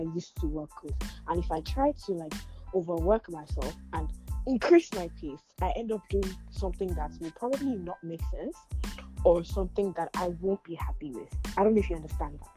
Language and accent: English; Nigeria; Being a Nigerian living in Nigeria